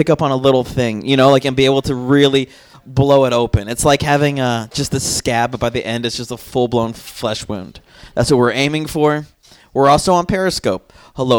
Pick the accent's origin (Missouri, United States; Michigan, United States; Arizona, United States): Arizona, United States; Tucson; I'm from Tucson, Arizona